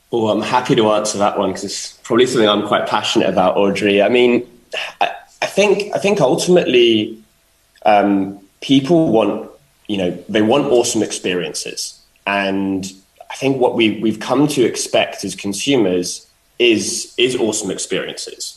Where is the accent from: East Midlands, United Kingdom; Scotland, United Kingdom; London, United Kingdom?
London, United Kingdom; being a Londoner